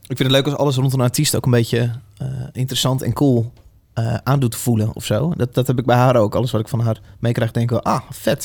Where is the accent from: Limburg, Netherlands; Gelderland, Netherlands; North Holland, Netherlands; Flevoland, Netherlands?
Gelderland, Netherlands; Veluwe; Ik kom namelijk ook echt van de Veluwe